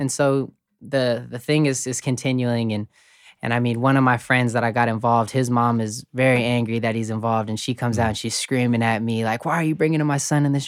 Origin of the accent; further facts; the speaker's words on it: Colorado Springs, Colorado, United States; moved away as an adult; also born or lived in Kansas; I grew up in Colorado Springs